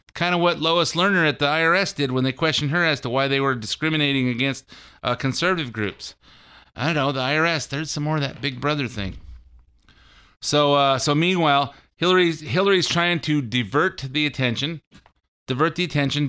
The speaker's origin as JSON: {"language": "English", "country": "United States", "said": "I'm an American"}